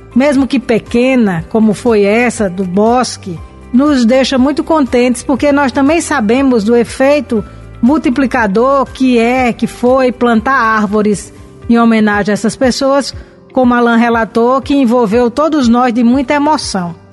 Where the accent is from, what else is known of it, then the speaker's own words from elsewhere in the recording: Brazil; moved away; na região de onde nós viemos, de onde eu vim, no Siridó